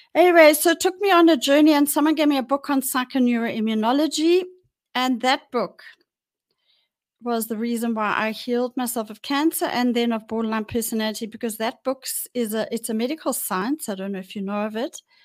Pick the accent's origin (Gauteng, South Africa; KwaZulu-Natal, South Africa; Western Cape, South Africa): Gauteng, South Africa; Johannesburg; I was born in Johannesburg and I grew up in Johannesburg.